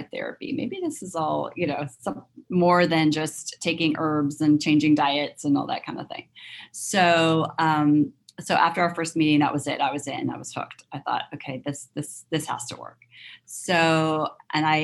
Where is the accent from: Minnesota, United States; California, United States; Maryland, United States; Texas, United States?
California, United States; Southern; moved away as an adult; also born or lived in London; now in Northern California, United States; I grew up in Southern California